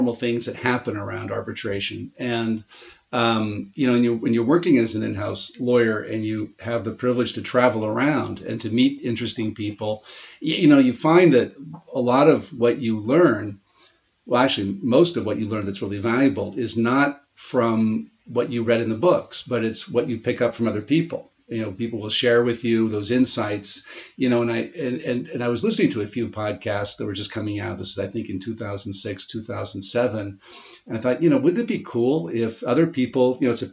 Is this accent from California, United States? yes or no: yes; Stockton, California, United States; also born or lived in Missouri; now in Florence, Italy; I grew up in a town in central California called Stockton, California